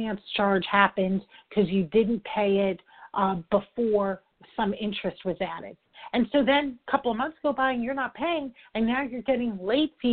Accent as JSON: {"language": "English", "region": "New York", "country": "United States", "said": "I'm from New York. I talk fast"}